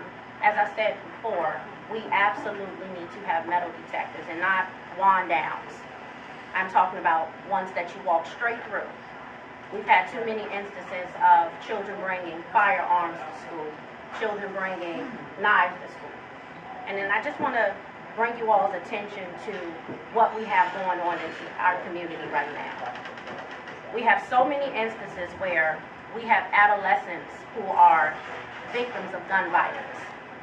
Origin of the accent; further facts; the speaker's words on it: Los Angeles, California, United States; also born or lived in Newport News, Virginia; I'm from Newport News, Virginia. However, I spent a great deal of time of my life in Los Angeles, California. I was raised in Apodaca, and while in Los Angeles, I was raised on the east side of Los Angeles.